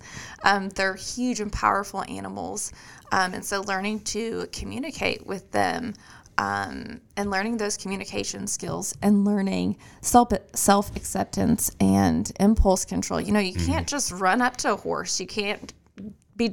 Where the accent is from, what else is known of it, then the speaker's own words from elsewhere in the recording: Kentucky, United States; moved away as an adult; now in Robertson County, United States; I'm from Kentucky